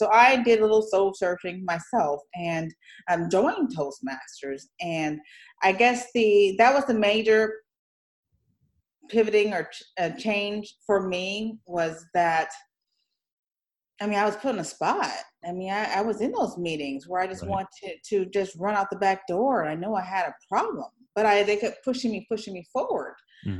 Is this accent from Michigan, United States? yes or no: yes; Detroit, Michigan, United States; born there; I was born in Michigan, actually, in Detroit, Michigan.